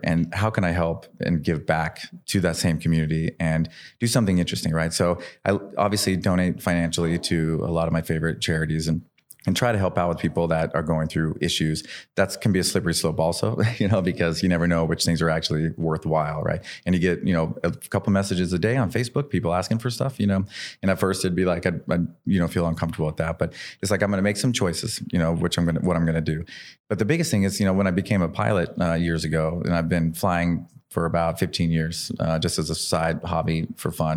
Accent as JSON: {"language": "English", "region": "Idaho", "country": "United States", "said": "I'm this kid from Idaho."}